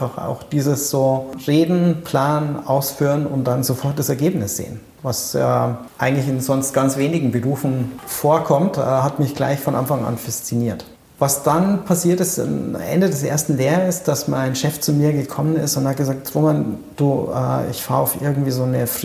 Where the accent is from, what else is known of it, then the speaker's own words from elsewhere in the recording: Erding, Bavaria, Germany; Ich bin in der Nähe von Erding aufgewachsen. Es gab zwei Fotografen in Erding.